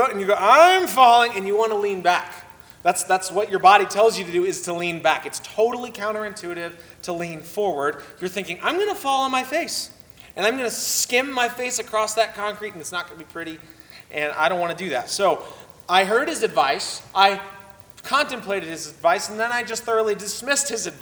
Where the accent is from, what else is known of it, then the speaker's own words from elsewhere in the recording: Oceanside, California, United States; moved away; I grew up partially in Southern California. I lived in Oceanside, California for about 5 years